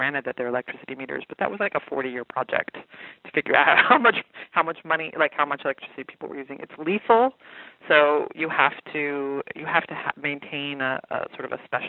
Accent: the West, United States; I also grew up in the West, so I come from a drenched world

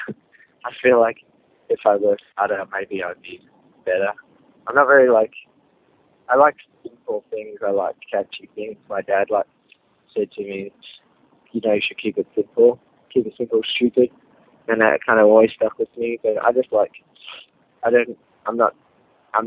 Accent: Australia; I definitely have an Australian sound, because we are from Australia

